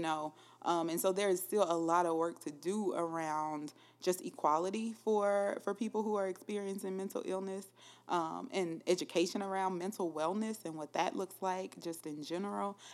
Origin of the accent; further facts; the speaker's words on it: Louisiana, United States; moved away as an adult; also born or lived in Minnesota; now in Columbia, United States; I am from Louisiana, Schuldrant, Louisiana